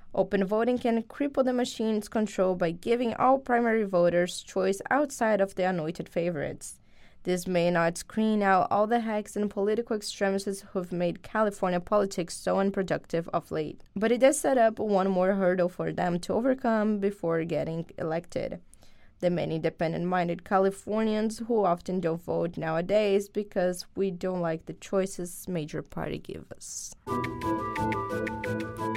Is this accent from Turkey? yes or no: no; Brazil; moved away; this community that I am part of since I'm from Brazil